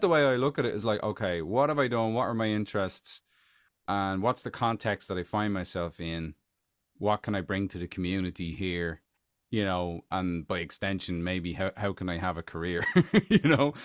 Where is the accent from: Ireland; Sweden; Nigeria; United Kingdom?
Ireland; Tallaght, Leinster; moved away as an adult; now in United States; back in Talla, I'm from Talla